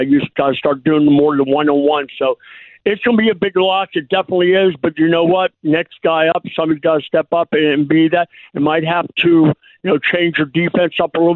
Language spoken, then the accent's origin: English; Pittsburgh, Pennsylvania, United States; I grew up in Pittsburgh, and I played football in high school and everything